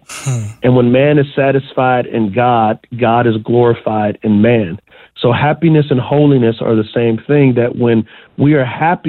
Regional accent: United States; as American Christians

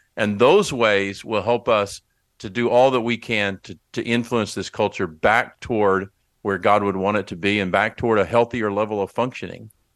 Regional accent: Texas, United States; as a Texan

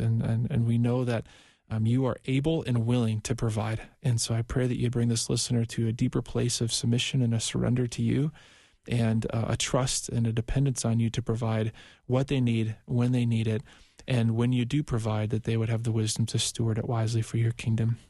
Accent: Minnesota, United States; I'm from Minnesota

